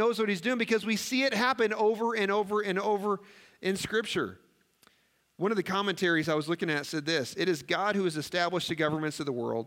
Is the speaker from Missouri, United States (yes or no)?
yes; Missouri, United States; now in Nebraska, United States; I grew up in Missouri.